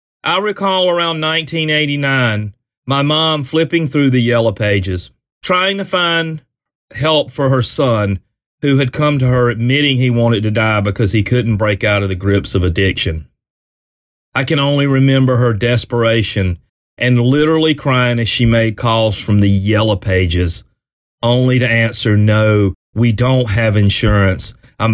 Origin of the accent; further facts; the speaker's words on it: South Carolina, United States; my home state, South Carolina